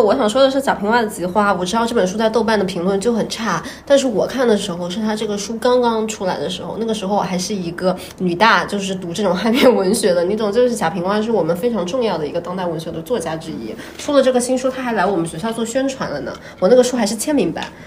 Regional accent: Jiangsu, China; 我江苏人呢，我们脑子里面流的是钱啊

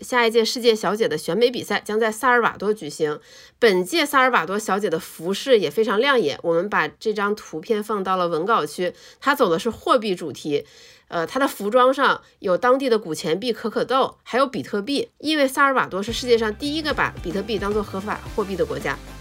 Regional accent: Northeast China, China; 作为东北人，我真的是非常地骄傲

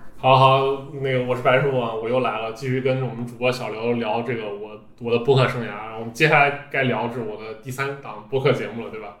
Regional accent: Xi'an, Shaanxi, China; moved away as an adult; now in Beijing, China; 我本身是一个西安人

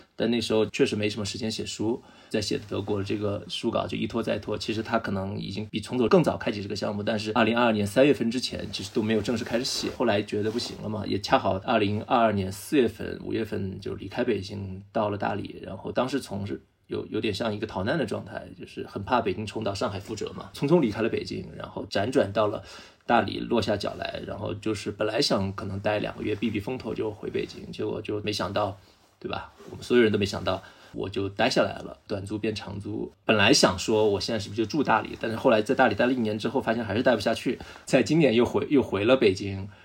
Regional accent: Hunan, China; also born or lived in Beijing; now in Dali, China; 老家湖南

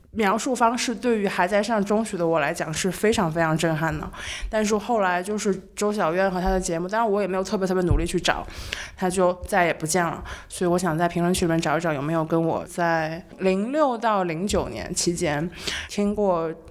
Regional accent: Nanjing, Jiangsu, China; 小时候在南京长大，然后听南京本地广播

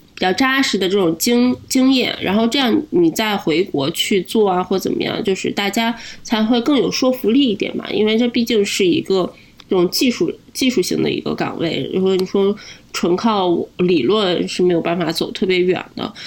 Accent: Linyi, Shandong, China; moved away as an adult; now in Halifax, Canada; 我是山东人，山东临沂

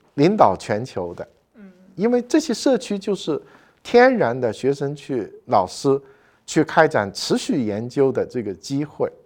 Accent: southern China, China; moved away as an adult; now in Beijing, China; 我是一个南方人

